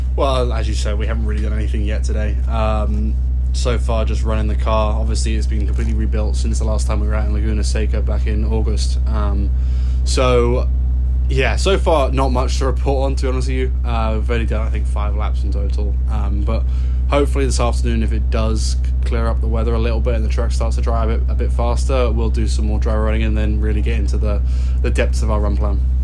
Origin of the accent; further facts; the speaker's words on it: England, United Kingdom; also born or lived in Los Angeles, United States; now in Carmel, United States; I'm from England